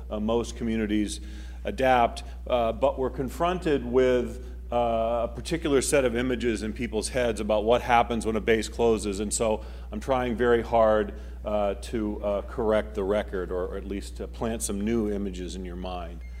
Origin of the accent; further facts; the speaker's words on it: Maine, United States; moved away; I'm from Maine. That's where I grew up. My mom and dad still live there.